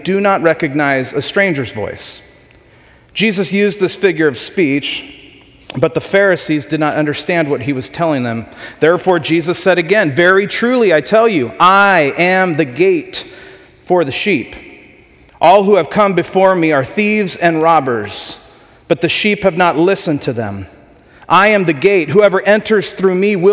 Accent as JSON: {"language": "English", "town": "Ventura", "region": "California", "country": "United States", "tie": "born or raised there", "said": "I grew up in Ventura."}